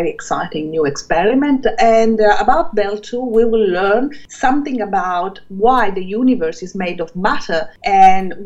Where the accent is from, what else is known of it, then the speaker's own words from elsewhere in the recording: Calabria, Italy; moved away as an adult; also born or lived in Germany / Switzerland; now in Melbourne, Australia; As a child, I grew up in Calabria, on the mountain, in Sila